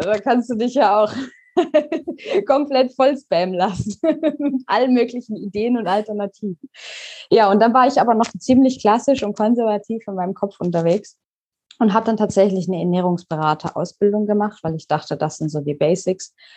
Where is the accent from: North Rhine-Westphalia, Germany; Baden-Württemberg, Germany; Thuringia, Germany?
Baden-Württemberg, Germany; Pforzheim; moved away as an adult; also born or lived in Karlsruhe; now in Canary Islands, Spain; ich komme ursprünglich aus Pforzheim, bin nach Karlsruhe gezogen